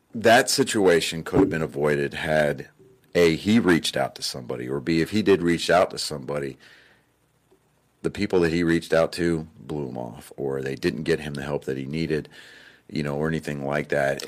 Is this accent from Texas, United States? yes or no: yes; Texas, United States; I'm from Texas